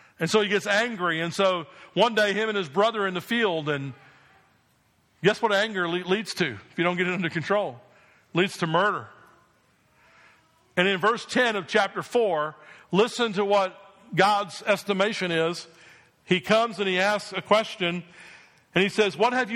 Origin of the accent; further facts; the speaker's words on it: New Jersey, United States; I grew up in New Jersey